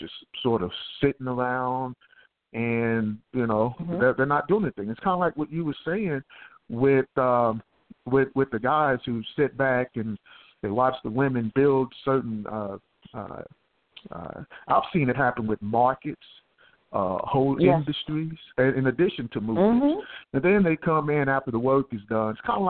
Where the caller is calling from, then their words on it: Houston, Texas, United States; I'm from Houston, Texas. Good morning.